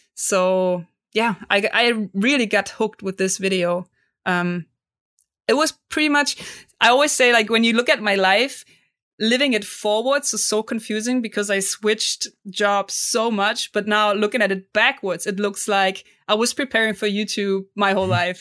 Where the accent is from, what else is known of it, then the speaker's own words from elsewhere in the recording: Cologne, North Rhine-Westphalia, Germany; English is a second language; I'm from Cologne, Germany